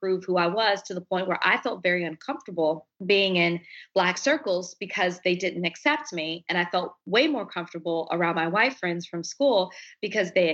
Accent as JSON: {"language": "English", "town": "Dallas", "region": "Texas", "country": "United States", "tie": "born or raised there", "said": "I'm from Dallas, Texas. I grew up with two sisters."}